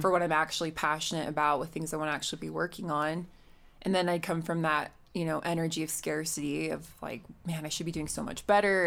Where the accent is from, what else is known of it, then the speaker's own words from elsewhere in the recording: Utah, United States; I grew up here in Utah.